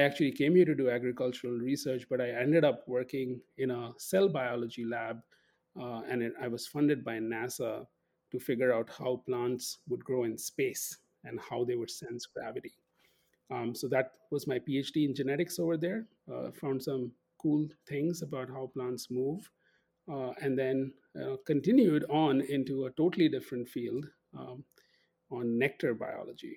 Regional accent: Kolkata, West Bengal, India; moved away as an adult; now in St. Paul, United States; I'm from Calcutta in India, or Kolkata, India

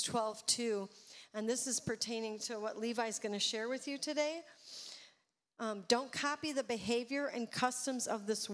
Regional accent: Illinois, United States; now in Redding, United States; I'm from Illinois

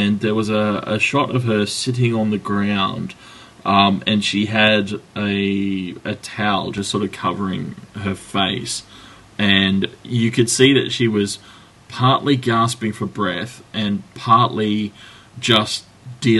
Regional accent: Australia; Speaking as an Australian

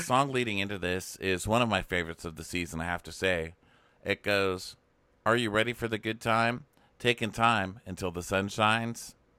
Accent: Texas, United States; moved away; Texas, my home state

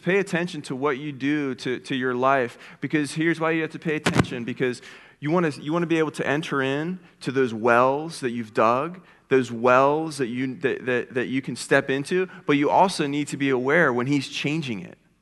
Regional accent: Philadelphia, Pennsylvania, United States; now in Ohio, United States; I grew up in Philadelphia. Um, and, uh, I, I haven't always been an Ohioan, but, uh, I've lived in Ohio now for about seventeen, eighteen years.

